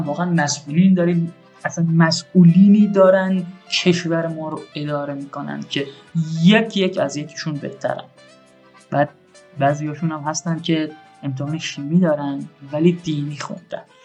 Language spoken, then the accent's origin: Persian; Shiraz, Fars, Iran